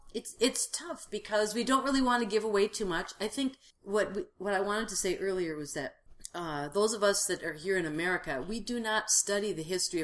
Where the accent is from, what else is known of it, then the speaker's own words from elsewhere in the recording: Fargo, North Dakota, United States; I'm from Fargo